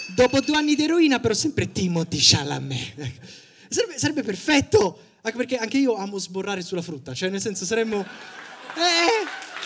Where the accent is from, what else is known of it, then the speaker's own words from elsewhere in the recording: Sicily, Italy; ho 25 anni, sono siciliano